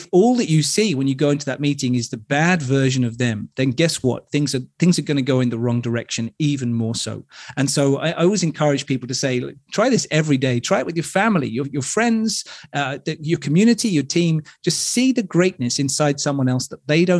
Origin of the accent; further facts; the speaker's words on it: United Kingdom; I'm British